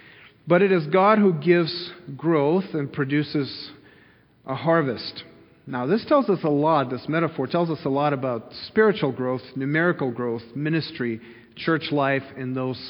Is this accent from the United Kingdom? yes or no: no; Kyiv, Ukraine; moved away; when I grew up in Kyiv in the city